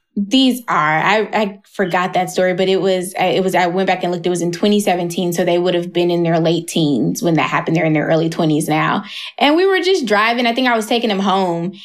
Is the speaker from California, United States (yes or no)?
no; Atlanta, Georgia, United States; I moved away from Atlanta for a little bit